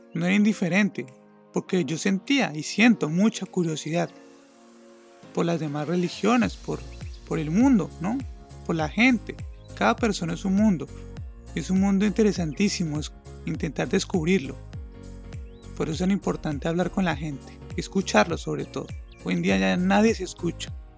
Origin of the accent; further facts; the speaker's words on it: Colombia; also born or lived in Acacías, Meta; soy de Colombia